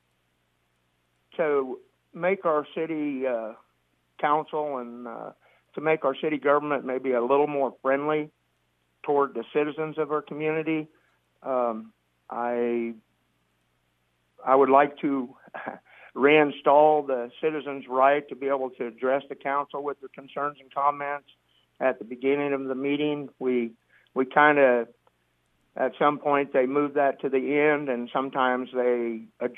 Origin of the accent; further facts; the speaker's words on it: Hamburg, Iowa, United States; I was born and raised in Hamburg.